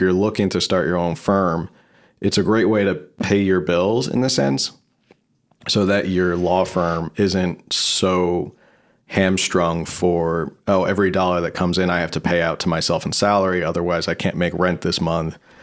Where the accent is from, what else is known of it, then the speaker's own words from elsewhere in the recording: New Jersey, United States; moved away as an adult; now in San Diego, United States; New Jersey, originally